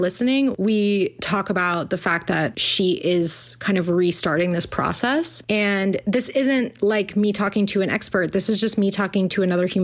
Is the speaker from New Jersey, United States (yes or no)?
no; Pasadena, California, United States; I've been working at a functional medicine office in Pasadena, my hometown